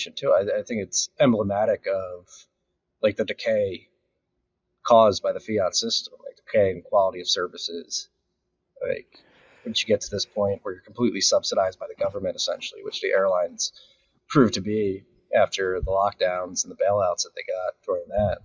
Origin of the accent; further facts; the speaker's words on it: Philadelphia, Pennsylvania, United States; now in Austin, United States; even though we're from Philly